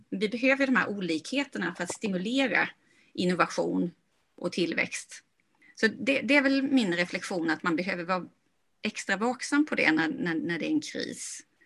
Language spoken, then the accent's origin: Swedish; Sweden; moved away as an adult; also born or lived in California; jag kommer från Småland då och sen så bodde jag och jobbade i Kalifornien